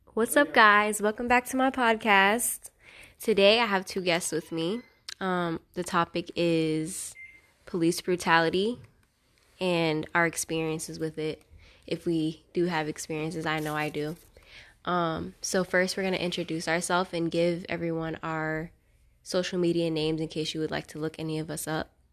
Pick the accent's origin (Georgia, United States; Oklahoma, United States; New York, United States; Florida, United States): Florida, United States; Fort Pierce; I'm from Fort Pierce, Florida. Um, I would say I grew up in the white part of Fort Pierce